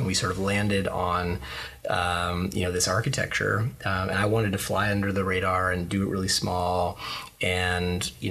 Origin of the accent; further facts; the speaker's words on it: Bay Area, California, United States; growing up in the Bay Area